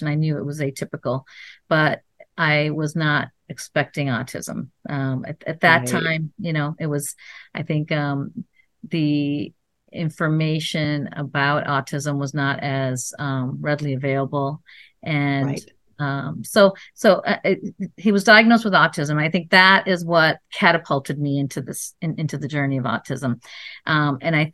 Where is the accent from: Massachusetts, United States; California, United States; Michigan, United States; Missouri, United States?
Michigan, United States; Ann Arbor; moved away as an adult; also born or lived in Chapel Hill, North Carolina; now in Los Angeles, United States; I grew up in Michigan, Ann Arbor, Michigan